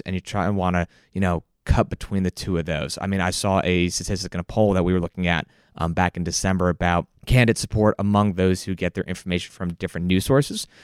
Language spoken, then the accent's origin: English; Barnegat Township, New Jersey, United States; from Barnegat Township, New Jersey.